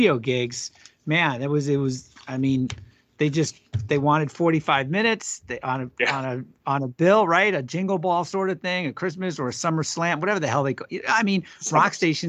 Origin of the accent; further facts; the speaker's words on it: New York, United States; I grew up on Eastern Long Island, sure.